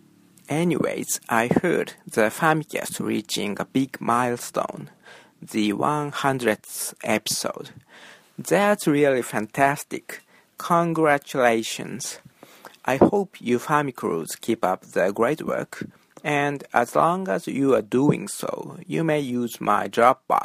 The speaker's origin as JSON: {"language": "English", "region": "Tokyo", "country": "Japan", "tie": "born or raised there", "moved": "as an adult", "lives_now": "Osaka, Japan", "said": "I lived in my hometown, Tokyo, but last year I moved to Osaka"}